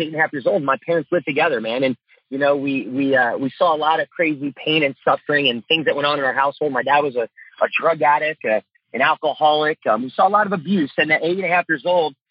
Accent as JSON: {"language": "English", "region": "New Jersey", "country": "United States", "tie": "born or raised there", "also_born_or_lived": "Tulsa, Oklahoma", "moved": "as an adult", "said": "growing up in Jersey"}